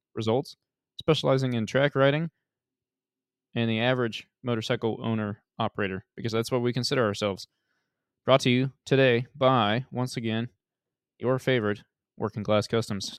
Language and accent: English; Utah, United States; also born or lived in Washington; We're both from Utah, so Wyoming feels more, more close to home